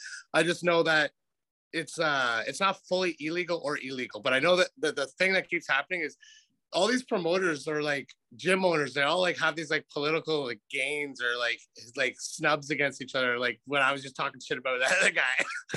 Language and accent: English; Calgary, Alberta, Canada; moved away; I was from Calgary. I moved here kind of right after all that.